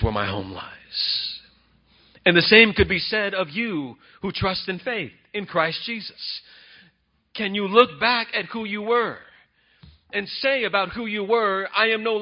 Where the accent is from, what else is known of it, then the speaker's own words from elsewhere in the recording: Bakersfield, California, United States; I'm from Fairfax. I always say I'm Fairfax, California. I'm Bakersfield, California. But my neighborhood is Fairfax